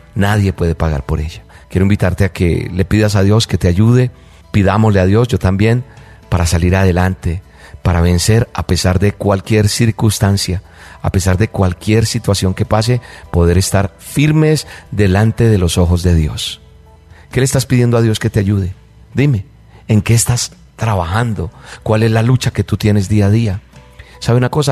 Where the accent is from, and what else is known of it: Colombia